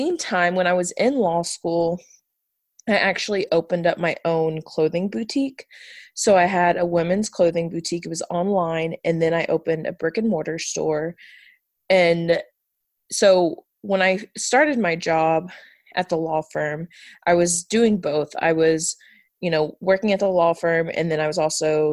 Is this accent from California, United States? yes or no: no; outside of Houston, Texas, United States; moved away as an adult; also born or lived in Pikeville, Kentucky; I was born and raised right outside of Houston